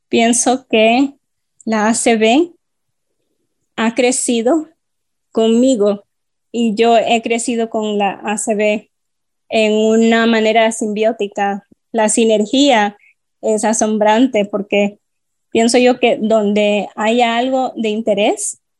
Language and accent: Spanish; Honduras; now in Miami, United States; originalmente soy de Honduras, soy ciudadano orgulloso, de hecho, he estado aquí viviendo por los últimos 18 años en Miami